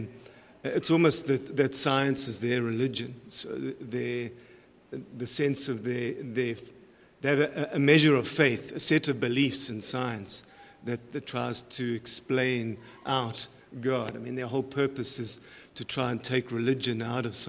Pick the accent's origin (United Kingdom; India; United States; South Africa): South Africa; moved away as an adult; now in Canada; My background is I'm from South Africa. I was originally a professor there in wildlife sciences and animal nutrition. I moved to Canada